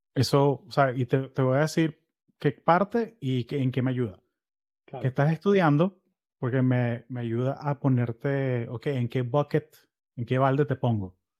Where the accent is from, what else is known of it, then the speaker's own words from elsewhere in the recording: Florida, United States; Yo soy de Florida